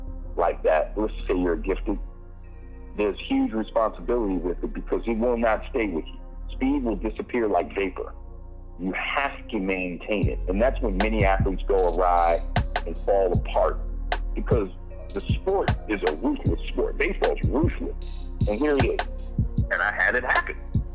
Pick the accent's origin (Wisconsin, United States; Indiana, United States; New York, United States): New York, United States; New York City; We're from New York, Rob. We come from a place where someone's trying to sell you that Brooklyn Bridge every single day.